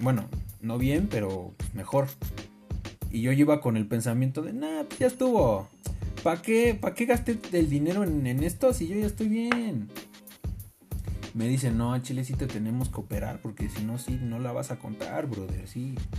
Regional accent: Mexico; Lo bueno es que nosotros somos mexicanos.

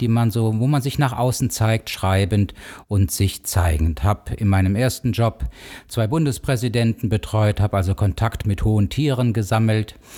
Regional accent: Cologne, North Rhine-Westphalia, Germany; moved away as an adult; now in Bonn, Germany; Ich bin ursprünglich Kölner, bin in Köln groß geworden, richtig, eine Kölsche Jung

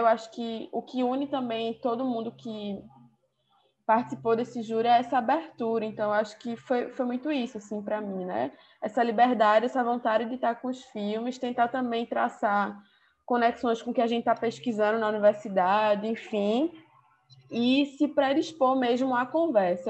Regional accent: Recife, Pernambuco, Brazil; eu sou de Recife, Pernambuco

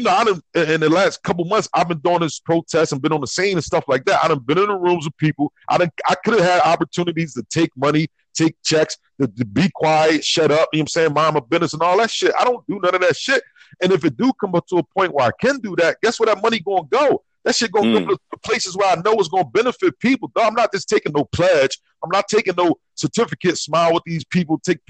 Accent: North Florida, United States; I'm from North Florida.

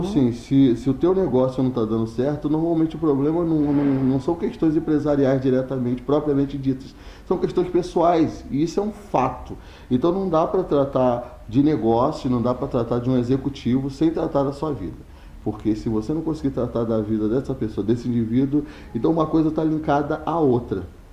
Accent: Teresópolis, Rio de Janeiro, Brazil; eu sou de Teresópolis

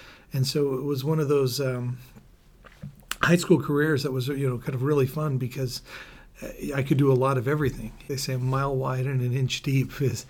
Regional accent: San Francisco, California, United States; born there; Sure. Well, I was actually born in San Francisco. My dad was attending podiatry school.

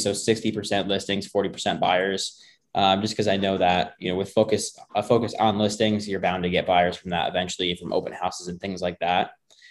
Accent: Syracuse, New York, United States; moved away as an adult; now in Las Vegas, United States; I'm from Syracuse, originally from there. Spent my whole life there up until I graduated high school when I was 18. And then I moved out to Las Vegas, where I am now.

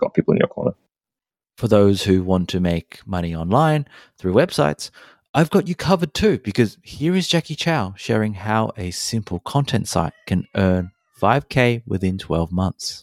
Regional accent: Australia; also born or lived in Hong Kong; I was born in Hong Kong, raised in Australia

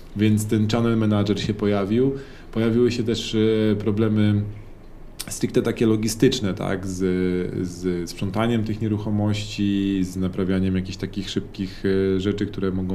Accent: Warsaw, Masovian Voivodeship, Poland; skąd jesteśmy, jak usłyszeli z Warszawy

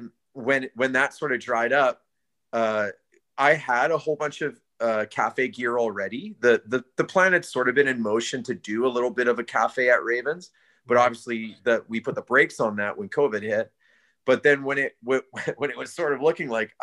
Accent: Alberta, Canada; now in Abbotsford, Canada; I'm from Alberta

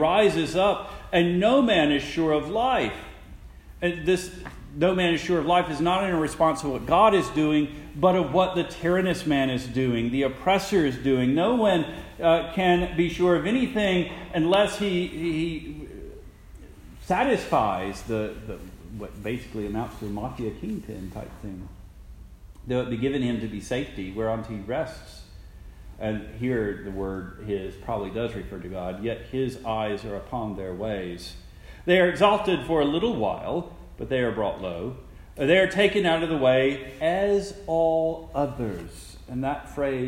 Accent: Jackson, Mississippi, United States; I'm from Jackson, Mississippi.

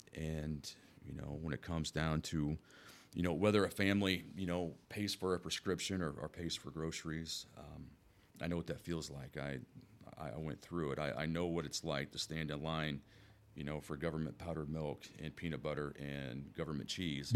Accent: Wood River, United States; born and raised in Woodruff, I mean, quite literally, I was, I was born at Woodruff Hospital

